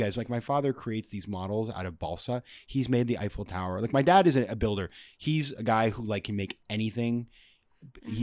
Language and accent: English; Sanford, Maine, United States; now in New York City, United States; I grew up in a small town in Maine called Sanford, hour and a half north of Boston.